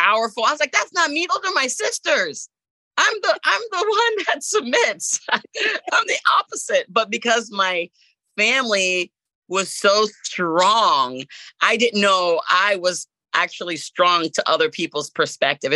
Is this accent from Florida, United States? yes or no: yes; Jacksonville, Florida, United States; also born or lived in Port-au-Prince, Haiti; I came to America, Jacksonville, Florida, in 1982. So I've been in Jacksonville pretty much all of my life